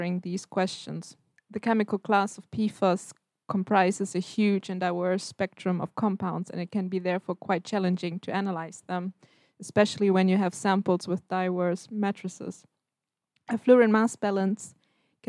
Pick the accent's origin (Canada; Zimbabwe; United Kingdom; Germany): Germany; moved away as an adult; now in Stockholm, Sweden; I'm from Germany.